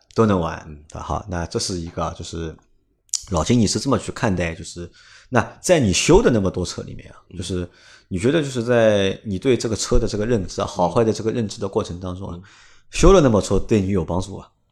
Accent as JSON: {"language": "Chinese", "region": "Shanghai", "country": "China", "said": "我是上海人"}